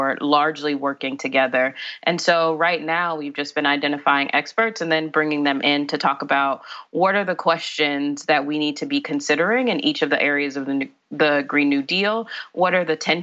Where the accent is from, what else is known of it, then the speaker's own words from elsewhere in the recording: Chicago, Illinois, United States; I grew up in Inglewood in Chicago